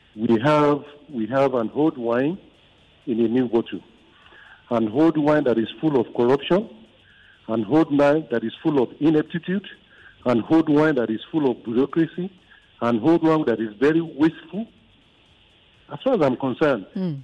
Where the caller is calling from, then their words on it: Nigeria; I'm calling from Maja